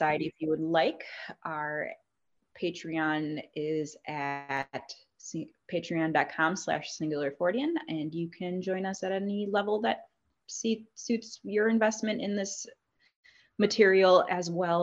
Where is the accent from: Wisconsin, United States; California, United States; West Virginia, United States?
Wisconsin, United States; Southeast; also born or lived in Rockford, Illinois / Madison, Wisconsin; I'm originally from the Rockford area in Illinois, but I grew up in Southeast Wisconsin since I was 3 years old.